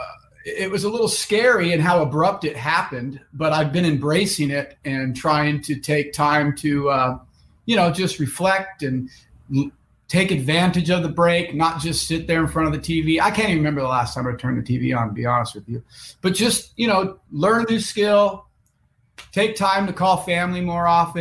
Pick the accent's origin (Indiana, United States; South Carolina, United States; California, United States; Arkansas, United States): California, United States; Lake Tahoe; moved away as an adult; also born or lived in Los Angeles / Seattle; I grew up in Lake Tahoe, California